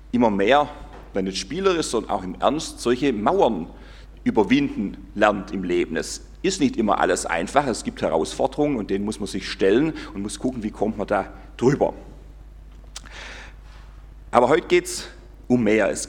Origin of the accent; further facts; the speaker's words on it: Gomaringen, Baden-Württemberg, Germany; aber wir haben es auch gespielt in Gommaring, wo ich aufgewachsen bin, da gab es Burg, ein Schloss, wir haben da gewohnt, das war das Pfarrhaus